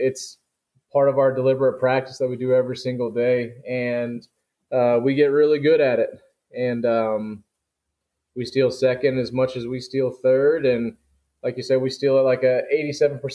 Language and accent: English; Warrenton, Missouri, United States; now in St. Louis, United States; I'm from Warrenton High School. It's getting bigger, but it was a small-town high school.